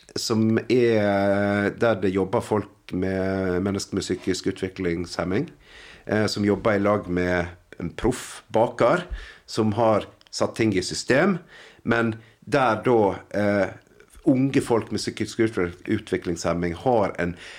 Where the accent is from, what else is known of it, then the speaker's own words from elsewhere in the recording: Nordfjord, Vestland, Norway; for meg som nordfjording